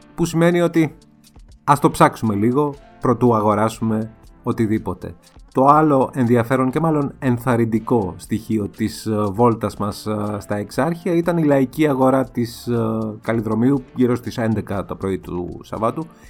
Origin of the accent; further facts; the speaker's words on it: Greece; ως Έλληνες